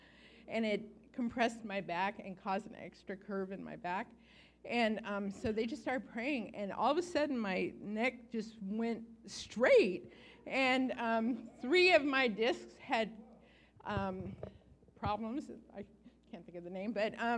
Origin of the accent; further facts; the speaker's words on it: Santa Rosa, California, United States; we're from Santa Rosa